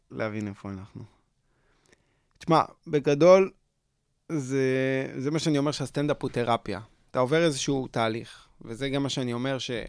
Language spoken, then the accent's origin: Hebrew; Tel Aviv, Tel Aviv District, Israel; צפון תל אביב, כן.